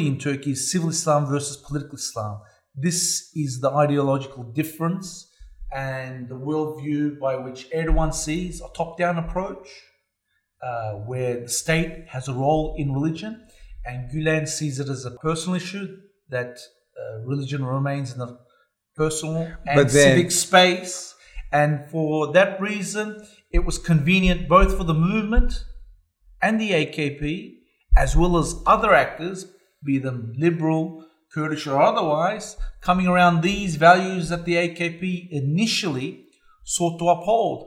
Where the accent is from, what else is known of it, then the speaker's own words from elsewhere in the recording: Australia; I'm from Australia